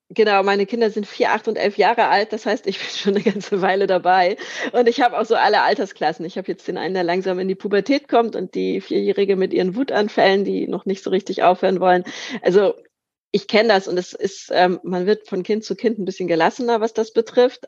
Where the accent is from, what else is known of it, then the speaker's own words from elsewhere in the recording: Lübeck, Schleswig-Holstein, Germany; in meiner Heimatstadt Lübeck